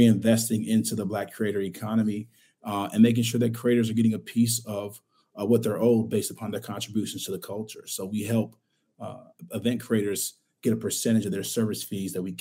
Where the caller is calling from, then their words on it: Chicago, Illinois, United States; I'm calling in from Chicago, Illinois